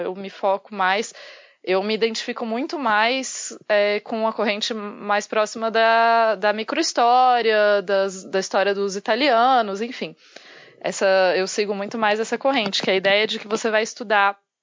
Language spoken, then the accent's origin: Portuguese; Brazil